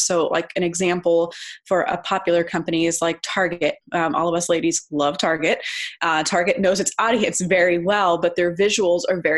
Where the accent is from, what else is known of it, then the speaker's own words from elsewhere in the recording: Texas, United States; now in Phoenix, United States; I'm originally actually from Texas, but I am based here in Phoenix, Arizona